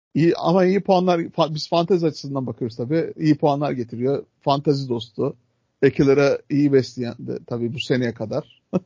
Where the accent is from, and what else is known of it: Adana, Turkey